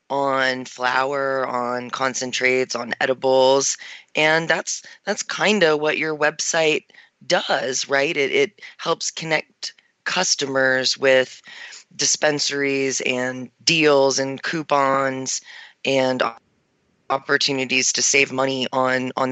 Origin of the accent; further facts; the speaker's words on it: Maryland, United States; now in Denver, United States; I came from Maryland um, where there were no dispensaries when I lived there.